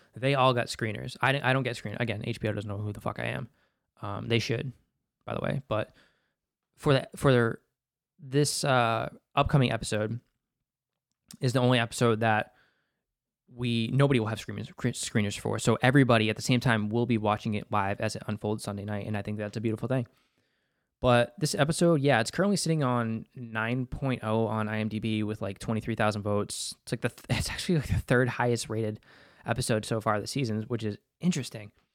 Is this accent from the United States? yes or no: yes; Boston, Massachusetts, United States; as a Bostonian